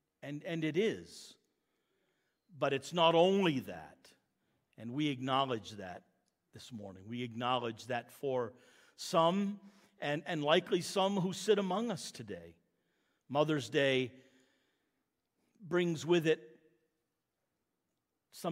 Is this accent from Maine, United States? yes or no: yes; Maine, United States; moved away as an adult; also born or lived in Lincoln, Maine / Quispamsis, New Brunswick; now in Murray Corner, Canada; I'm an American, born in Maine